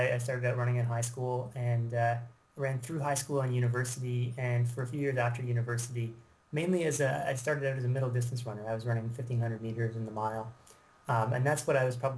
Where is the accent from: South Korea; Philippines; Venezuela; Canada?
Canada; also born or lived in Britain; I am from Canada